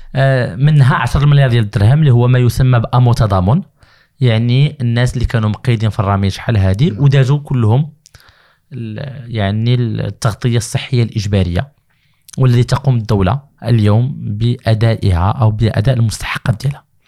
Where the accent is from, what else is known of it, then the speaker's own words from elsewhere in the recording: Morocco; عندنا في المغرب